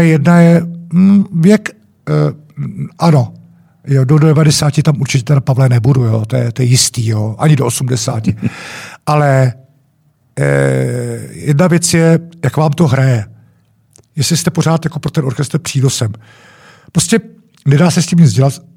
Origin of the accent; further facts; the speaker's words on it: Czechia; jsme Češi